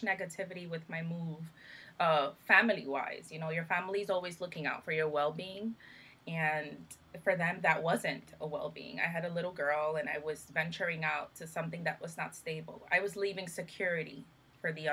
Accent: New York City, New York, United States; moved away as an adult; also born or lived in Dominican Republic; I moved to the state of New York at the age of four or five. I'm a Brooklyn girl. And that was the, you know, my childhood.

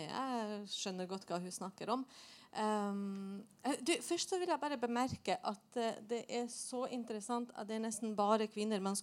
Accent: Bosnia & Herzegovina; now in Norway; nå, jeg kom jo opprinnelig fra Bosnia, så jeg har jo bodd i Norge i 25 år.

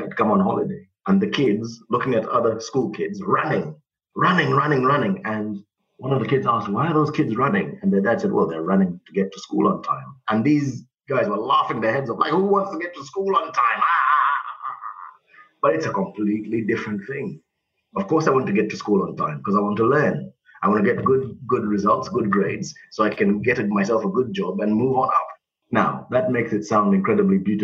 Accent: Zimbabwe; now in United Kingdom; growing up in Zimbabwe

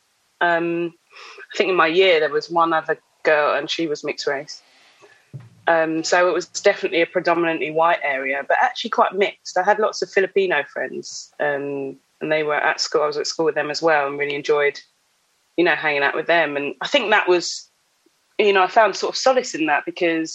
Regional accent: Epsom, South East England, United Kingdom; also born or lived in Clapham, London; now in Croydon, United Kingdom; I was born and bred in Epsom, Surrey, and I'm only down the road now in Croydon

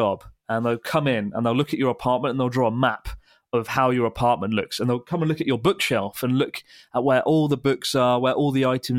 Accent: South East England, United Kingdom; I'm from Kent, which is

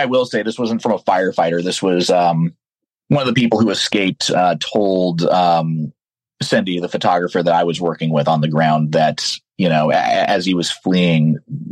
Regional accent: the American West, United States; growing up in the American West

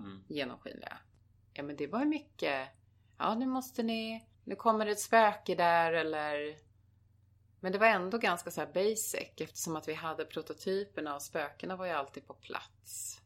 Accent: Arboga, Västmanland, Sweden; moved away; also born or lived in Köping; jag föddes i Köping för det fanns bara lasarett där. Men det är Arboga som var min, liksom mina första år mm. där jag bodde och levde med mina föräldrar.

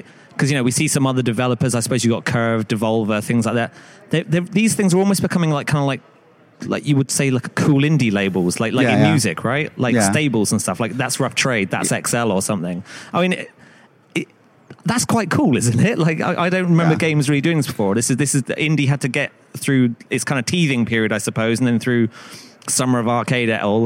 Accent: Hampshire, South East England, United Kingdom; I'm not from that part of the Britain exactly, but like I'm from Hampshire.

